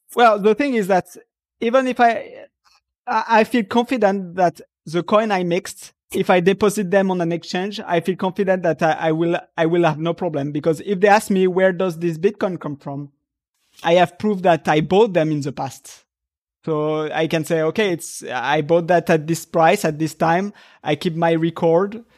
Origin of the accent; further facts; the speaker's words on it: France; moved away as an adult; now in Japan; I come from Europe where everything is, was, uh, uh, uh, in France